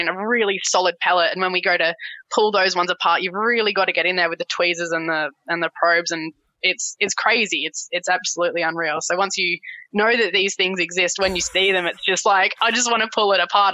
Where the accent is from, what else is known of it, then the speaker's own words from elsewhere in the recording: Tasmania, Australia; also born or lived in King Island; now in Brisbane, Australia; growing up in Tassie, being Tassie born and bred